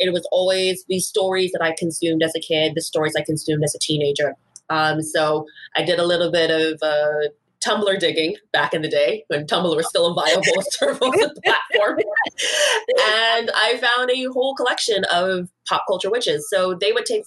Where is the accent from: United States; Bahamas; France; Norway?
Bahamas; moved away as an adult; now in Vancouver, Canada; I am originally from the Commonwealth of the Bahamas.